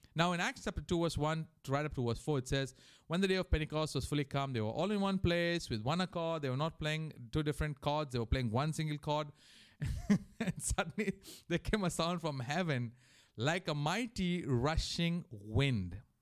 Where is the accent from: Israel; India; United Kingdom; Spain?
India; moved away; also born or lived in Mauritius; growing up in India